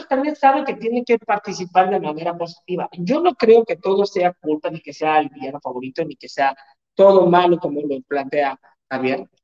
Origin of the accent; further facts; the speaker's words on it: Mexico; como buen mexicano, gasto más de lo que gano